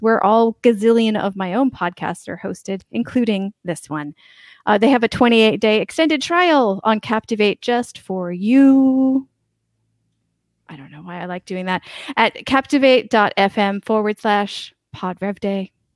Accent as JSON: {"language": "English", "country": "United States", "moved": "yes", "lives_now": "Albania", "said": "I'm an American, but I'm in Albania right now."}